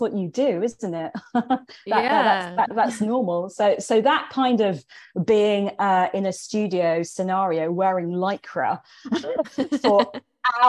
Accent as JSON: {"language": "English", "region": "England", "country": "United Kingdom", "tie": "born or raised there", "also_born_or_lived": "London / Sussex / India", "moved": "as an adult", "said": "I grew up in England"}